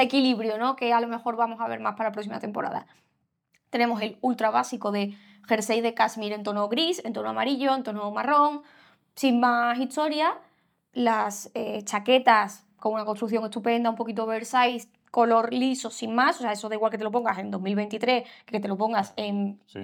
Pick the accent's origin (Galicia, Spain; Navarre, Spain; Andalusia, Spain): Andalusia, Spain; Seville; somos los dos de Sevilla